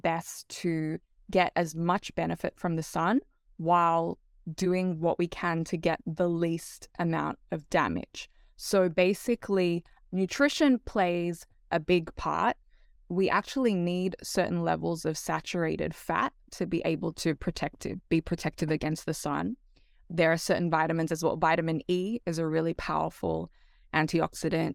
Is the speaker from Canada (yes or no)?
no; Australia; moved away as an adult; now in Hawaii, United States; I actually grew up, I was raised in Australia and came over here